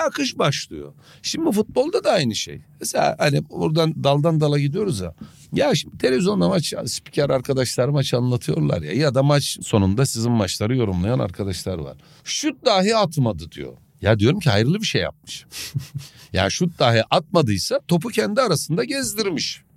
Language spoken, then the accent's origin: Turkish; the East, Eastern Turkey, Turkey; biz doğuluyuz